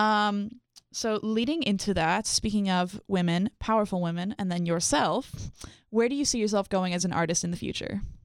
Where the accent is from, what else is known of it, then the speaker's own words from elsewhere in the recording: Ottawa, Ontario, Canada; moved away; I'm from Ottawa